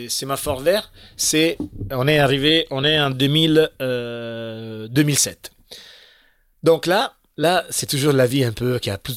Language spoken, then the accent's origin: French; Italy; Un autre plan un peu euh, comme ça, les plans qui sont chez nous en Italie, un Twister.